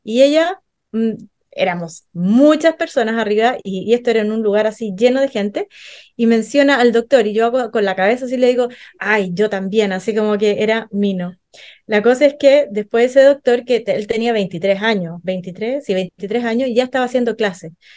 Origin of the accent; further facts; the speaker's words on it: Arica, Arica y Parinacota, Chile; yo soy de Arica